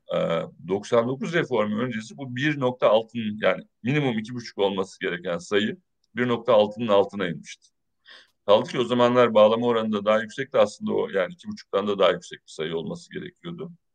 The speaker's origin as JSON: {"language": "Turkish", "region": "Çanakkale", "country": "Turkey", "moved": "yes", "said": "Çanakkale'de yaşayan, ben Çanakkale'liyim"}